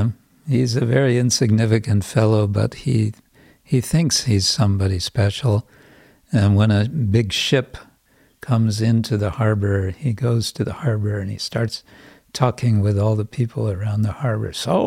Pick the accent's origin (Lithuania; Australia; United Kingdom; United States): United Kingdom; England; Probably it's true everywhere, but I'm just aware from England, which has been, at least in the past, and certainly to a large extent today, been very class conscious.